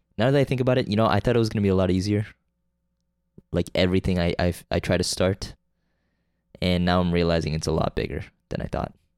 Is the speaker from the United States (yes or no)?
no; Canada; I'm from Canada